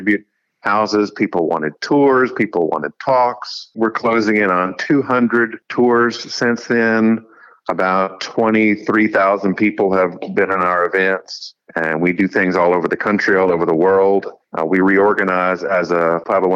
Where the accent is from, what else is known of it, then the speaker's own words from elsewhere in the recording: Raleigh, North Carolina, United States; Raleigh, which is where I grew up in North Carolina